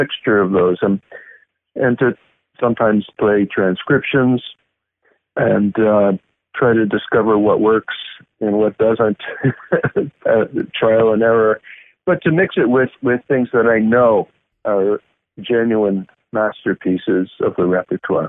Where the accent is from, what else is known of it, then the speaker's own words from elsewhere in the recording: United States; as an American competing in Switzerland or Germany